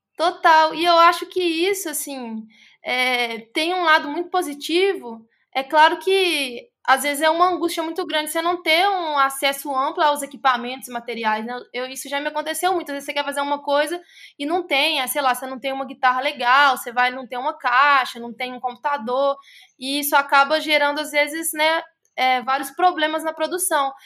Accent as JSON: {"language": "Portuguese", "town": "Contagem", "region": "Minas Gerais", "country": "Brazil", "lives_now": "Belo Horizonte, Brazil", "said": "E sou de Minas Gerais, sou da cidade de Contagem. Atualmente moro em BH."}